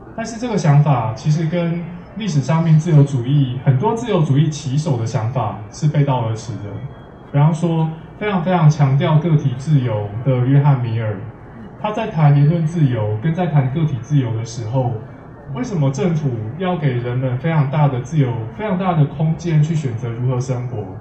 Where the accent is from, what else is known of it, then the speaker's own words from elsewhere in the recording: Taiwan; 我们台湾人之所以需要学文言文